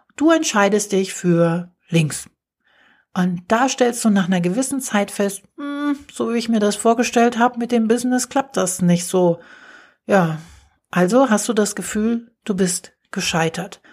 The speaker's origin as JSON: {"language": "German", "country": "Germany", "said": "hier bei uns in Deutschland"}